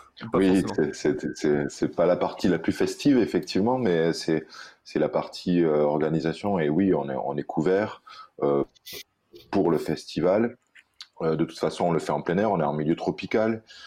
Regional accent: Réunion; chez nous à la Réunion

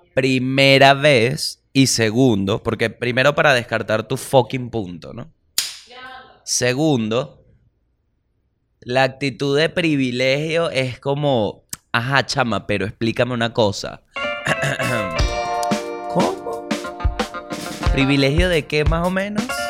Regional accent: Venezuela; yo como venezolano

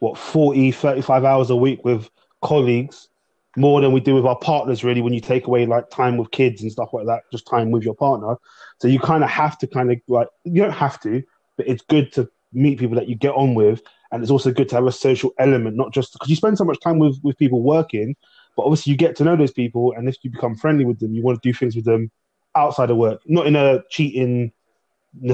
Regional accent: London, United Kingdom; I grew up in Southeast London, predominantly Afro-Caribbean, African, and a bit of white area kind of thing.

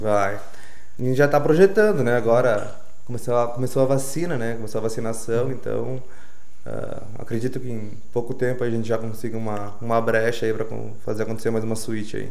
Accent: Paraí, Rio Grande do Sul, Brazil; also born or lived in Porto Alegre; Voltei lá para pra minha terra natal, tô lá com a minha família, com meus pais.

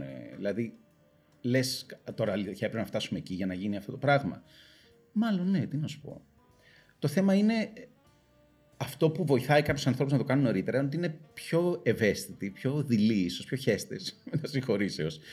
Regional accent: Greece; μεγαλώνοντας στην Ελλάδα

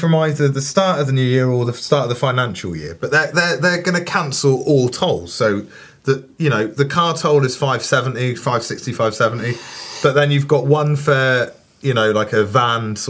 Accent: Saltash, South West England, United Kingdom; my hometown in Cornwall, Saltash

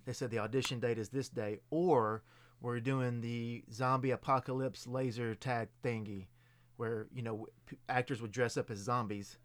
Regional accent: Lewisburg, Tennessee, United States; I'm originally from Lewisburg, Tennessee

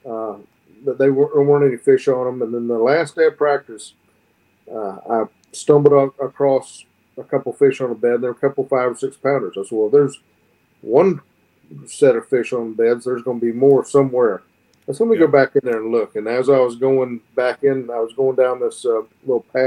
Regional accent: Northern Florida, United States; growing up in Northern Florida is unique from growing up anywhere else

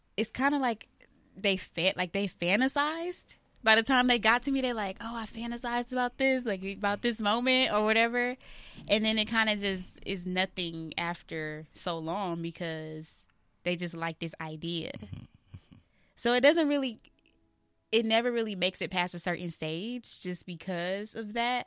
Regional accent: Atlanta, Georgia, United States; now in Los Angeles, United States; I'm from Atlanta

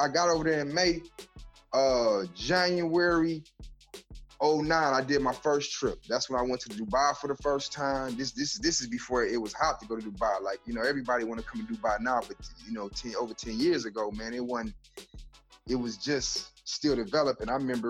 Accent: Michigan, United States; moved away as an adult; also born or lived in Las Vegas / Kuwait; growing up in Michigan, I didn't always get the opportunity to go out there as much as I wanted to.

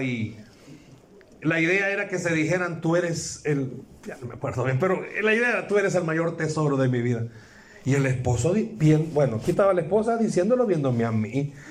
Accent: El Salvador; Vengo del Salvador

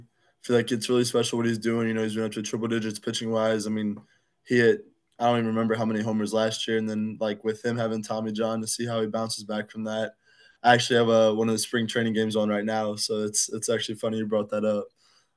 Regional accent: Fort Polk, Louisiana, United States; also born or lived in Illinois / Kansas; So I was born in Illinois. I only lived there for probably less than a year. And then I moved to Kansas, had been there until I was about 5-ish. And then I moved to Fort Polk, Louisiana, and I've been there for about 15 years.

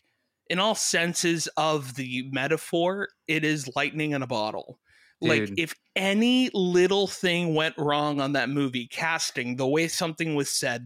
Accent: Miami, Florida, United States; I'm from Miami

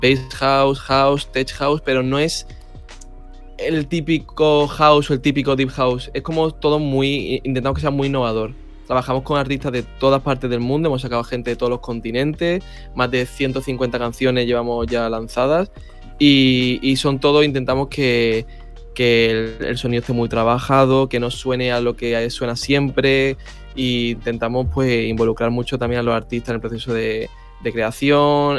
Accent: Málaga, Andalusia, Spain; yo de Málaga

